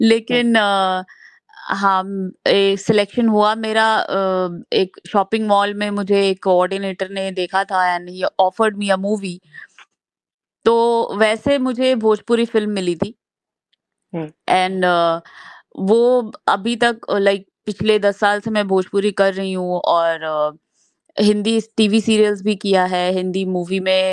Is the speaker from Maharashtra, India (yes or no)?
no; Bhagalpur, Bihar, India; now in Mumbai, India; मैं भागलपुर शहर बिहार से हूँ तो वहां से मैंने बायोटेक्नोलॉजी किया है